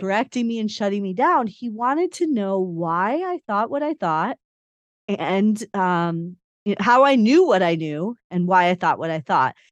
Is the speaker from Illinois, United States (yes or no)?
yes; Chicago, Illinois, United States; I, I grew up in Chicago